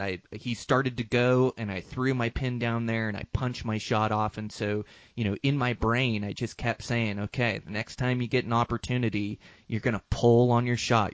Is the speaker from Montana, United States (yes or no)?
yes; Montana, United States; my home state of Montana